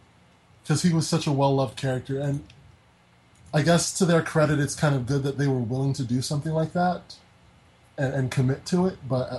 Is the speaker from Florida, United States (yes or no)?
yes; Florida, United States; I'm from Florida.